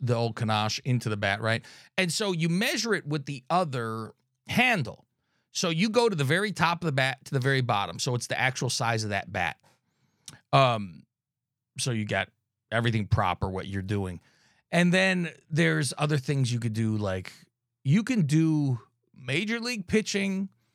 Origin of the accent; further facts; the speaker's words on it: California, United States; I'm from California